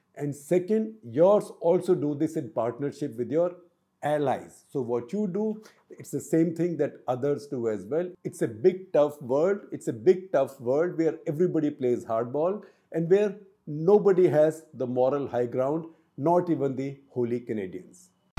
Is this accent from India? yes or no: yes; India; I am from India